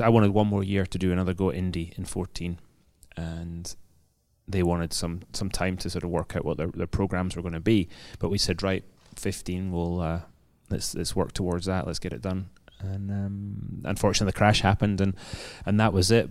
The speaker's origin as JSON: {"language": "English", "region": "Scotland", "country": "United Kingdom", "moved": "yes", "lives_now": "London, United Kingdom", "said": "as a Scotsman"}